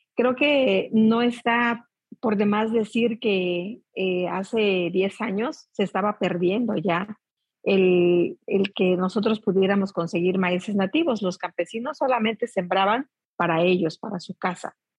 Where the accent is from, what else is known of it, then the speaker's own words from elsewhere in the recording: Mexico; nosotros como mexicanos